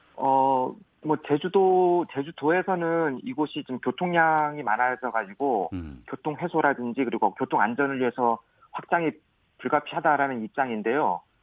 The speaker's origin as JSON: {"language": "Korean", "area": "Seongsan-eup", "region": "Jeju", "country": "South Korea", "tie": "born or raised there", "said": "제 제 고향이 지금 고, 성산읍이고 부모님도 다 그쪽에 계셔가지고"}